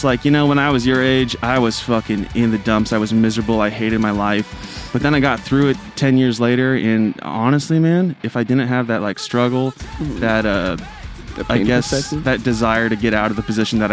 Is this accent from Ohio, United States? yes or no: no; Aberdeen, Washington, United States; in my hometown there was we had this new music store that just opened up, and to celebrate the opening, there was this famous Seattle clown that was he was flown down to Aberdeen.